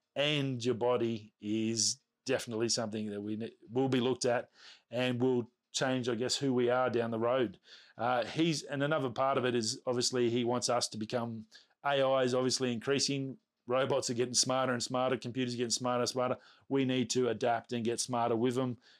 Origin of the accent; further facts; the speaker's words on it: Australia; accent: Australian; Being an Australian, our accents, from what I understand, are very hard to understand